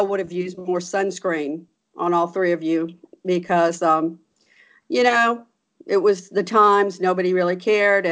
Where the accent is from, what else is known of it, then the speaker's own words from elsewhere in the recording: Gulfport, Mississippi, United States; also born or lived in St. Louis, Missouri; I was born in St. Louis, Missouri, and ended up growing up in Gulfport, Mississippi